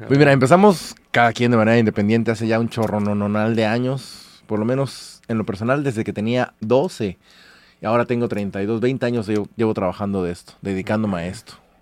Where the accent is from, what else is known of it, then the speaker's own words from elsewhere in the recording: Córdoba, Veracruz, Mexico; moved away; desde Córdoba, que es de donde yo soy